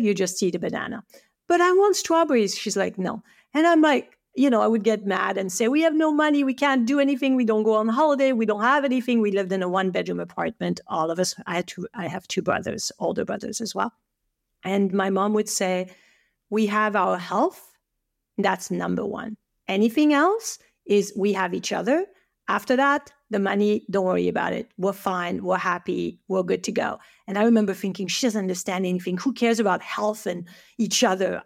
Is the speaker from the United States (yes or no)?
no; French Alps, France; English is a second language; moved away as an adult; now in Canada; I'm from the French Alps